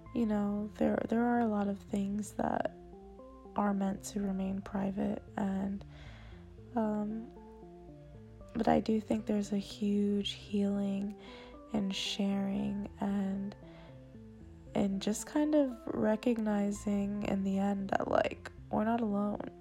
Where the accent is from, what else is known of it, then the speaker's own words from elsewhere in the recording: South Florida, United States; moved away as an adult; I'm from South Florida area